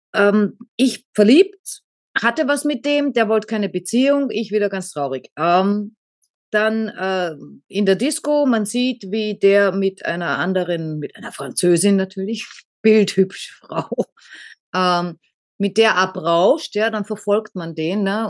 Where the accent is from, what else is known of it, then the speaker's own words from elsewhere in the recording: Austria; bei uns heißt Ohrfeige Fotze in Österreich